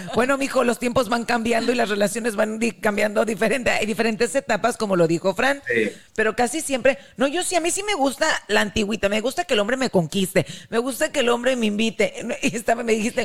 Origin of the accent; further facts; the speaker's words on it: Sonora, Mexico; moved away; also born or lived in Mexico City; yo soy de Sonora